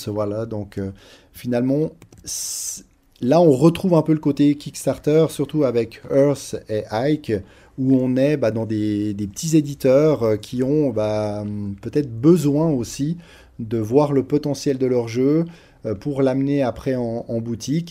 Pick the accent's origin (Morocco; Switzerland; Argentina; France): Switzerland; Nous, en tant que Suisse, c'est vrai qu'on n'est pas très loin de la frontière